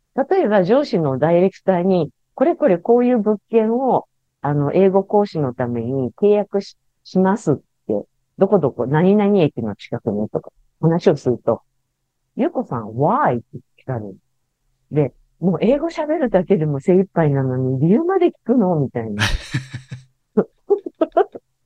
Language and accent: Japanese; western Tokyo, Japan; 私、東京の西の方の生まれ育ち